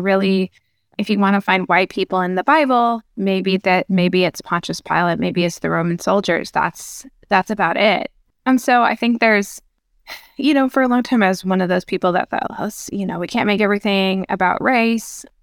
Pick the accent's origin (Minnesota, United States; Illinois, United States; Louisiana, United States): Minnesota, United States; I grew up, uh, in Minnesota